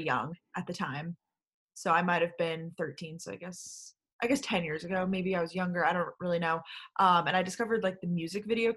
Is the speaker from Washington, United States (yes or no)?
no; Long Island, New York, United States; moved away as an adult; also born or lived in Athens, Georgia / Boston; now in New York City, United States; I grew up on Long Island, New York